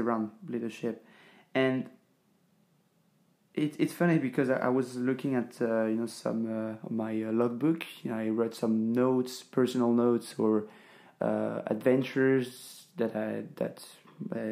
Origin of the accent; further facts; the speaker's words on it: France; English is a second language; moved away as an adult; now in Ängelholm, Sweden; I'm this French guy that is working in Sweden